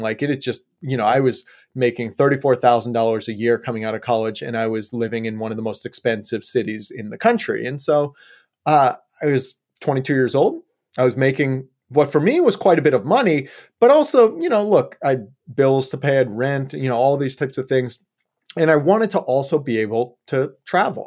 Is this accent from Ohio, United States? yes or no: yes; Yellow Springs, Ohio, United States; moved away as an adult; also born or lived in Colorado / California; now in Portland, United States; I grew up in Ohio, actually, Southwest Ohio, just small little town out there called Yellow Springs.